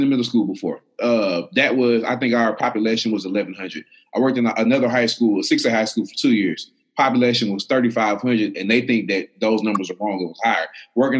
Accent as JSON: {"language": "English", "region": "Texas", "country": "United States", "tie": "born or raised there", "said": "We grew up in Texas"}